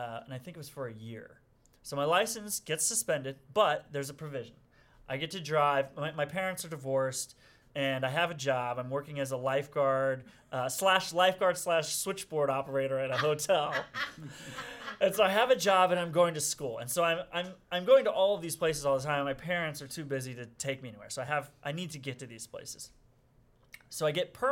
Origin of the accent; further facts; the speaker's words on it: Springfield, Illinois, United States; I'm from Springfield, Illinois, which is about 3 hours south of Chicago